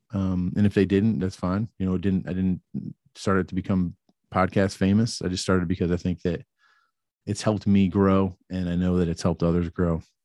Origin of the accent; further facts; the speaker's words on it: Atlanta, Georgia, United States; we're both from the Atlanta area